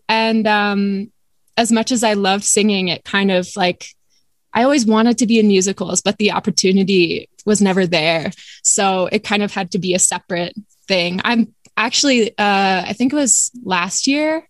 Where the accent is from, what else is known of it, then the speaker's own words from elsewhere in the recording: Lambertville, New Jersey, United States; moved away as an adult; also born or lived in upstate New York / Brooklyn; I grew up in a small town called Lambertville, New Jersey.